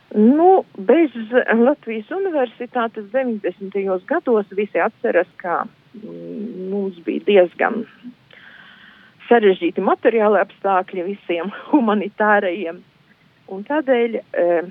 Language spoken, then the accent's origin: Latvian; Izvalta, Latgale, Latvia; moved away as an adult; also born or lived in Šēdere, near Ilūkste; apmēram piecu gadu vecumā es nokļuvu pie vecmāmiņas. Un tas, tas bija izvaltas apkārtnē.